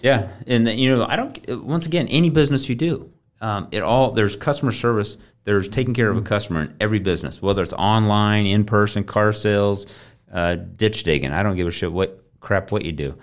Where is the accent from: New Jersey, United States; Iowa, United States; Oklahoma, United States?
Iowa, United States; Coon Rapids; grew up in Coon Rapids, Iowa.